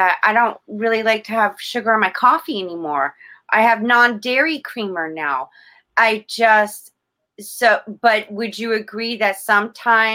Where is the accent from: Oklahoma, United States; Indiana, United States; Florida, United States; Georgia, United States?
Florida, United States; South; I was born and raised in South Florida